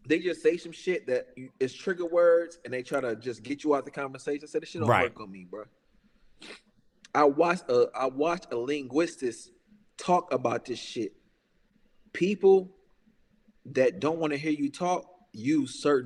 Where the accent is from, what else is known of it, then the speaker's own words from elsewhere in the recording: Chicago, Illinois, United States; I'm from Chicago